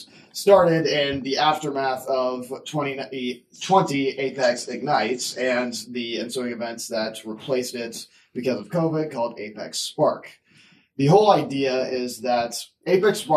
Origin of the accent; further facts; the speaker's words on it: southwestern Missouri, United States; I am from southwestern Missouri